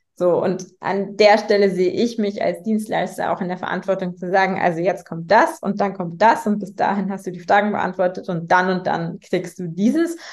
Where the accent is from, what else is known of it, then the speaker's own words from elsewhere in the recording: Munich, Bavaria, Germany; ich bin in äh, München geboren und aufgewachsen